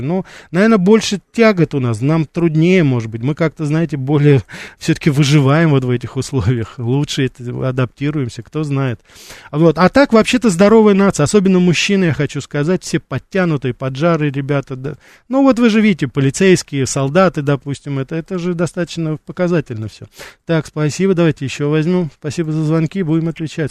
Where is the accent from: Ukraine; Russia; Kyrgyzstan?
Russia; moved away as an adult; я из России